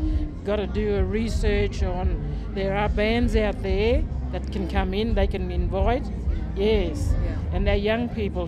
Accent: Casino, New South Wales, Australia; I'm from Casina, which is Gullible people, Banjalang people. I'm from Githabul people, I'm from Jubalum. And also across the Clarence, I go to Dungaddy, the Kempsey area. That's where I am from.

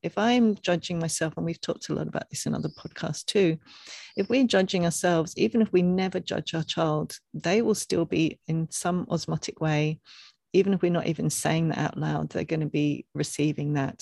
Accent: England, United Kingdom; growing up in England

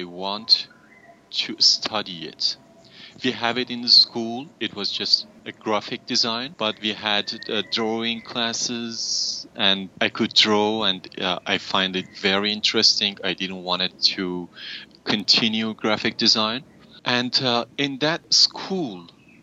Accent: Durud, Lorestan, Iran; also born or lived in Tehran; I was born in Iran, in a small city 5 hours far from Tehran named Durud

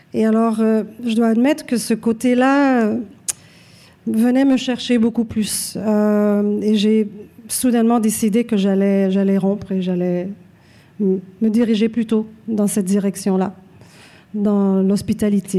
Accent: Montreal, Quebec, Canada; je suis Née ici à Montréal, je me considère québécoise

